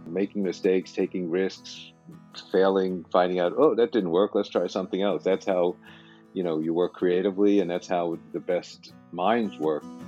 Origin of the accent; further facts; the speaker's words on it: New York, United States; moved away; I did grow up in New York